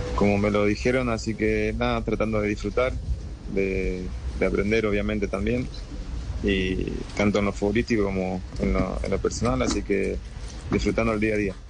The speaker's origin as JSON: {"language": "Spanish", "town": "Charata", "region": "Chaco", "country": "Argentina", "moved": "yes", "said": "vengo de, Argentina, de un pueblo que se llama Charata Chaco"}